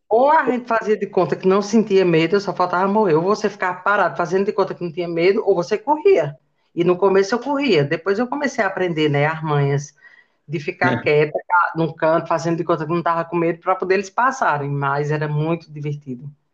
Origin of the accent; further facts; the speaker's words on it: Pedra, Pernambuco, Brazil; also born or lived in São Paulo; tive a melhor parte da minha infância no Poço do Boi. Né? É, lá vivemos alguns anos